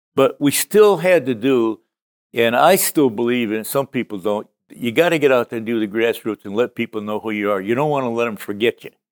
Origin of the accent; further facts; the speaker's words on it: Connecticut, United States; I grew up in Connecticut